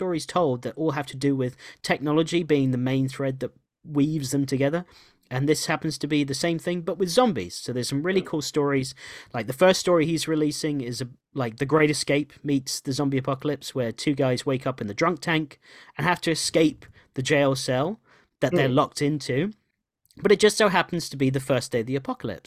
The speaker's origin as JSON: {"language": "English", "region": "New Jersey", "country": "United States", "tie": "born or raised there", "also_born_or_lived": "England", "moved": "yes", "said": "even though we grew up in America and we lived there for so long, especially me, I lived in, you know, New Jersey and the East Coast for 17 years of my life"}